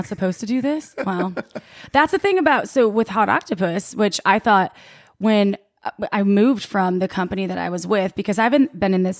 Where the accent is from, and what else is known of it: Wisconsin, United States; born or raised there